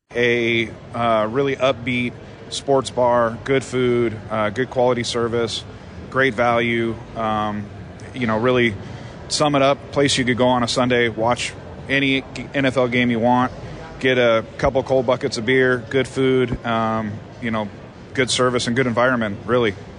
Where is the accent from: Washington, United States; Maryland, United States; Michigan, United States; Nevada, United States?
Nevada, United States; Las Vegas; born and raised in Vegas